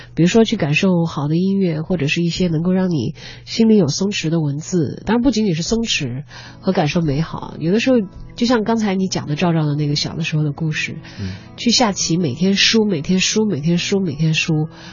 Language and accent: Chinese; southern China, China; now in Beijing, China; 我是南方人，嗯。我到北京生活工作